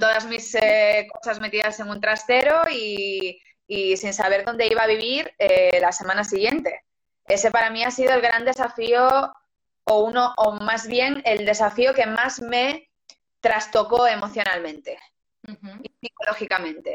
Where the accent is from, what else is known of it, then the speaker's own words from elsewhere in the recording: Lugo, Galicia, Spain; yo soy de Lugo